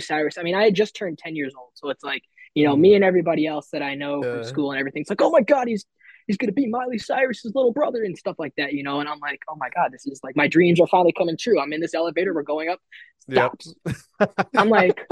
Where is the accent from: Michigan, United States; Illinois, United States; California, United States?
Illinois, United States; Chicago; my hometown of Chicago